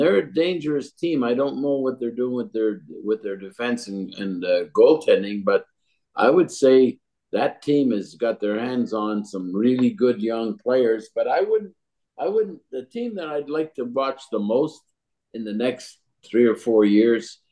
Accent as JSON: {"language": "English", "town": "Montreal", "region": "Quebec", "country": "Canada", "tie": "born or raised there", "said": "I grew up in Montreal"}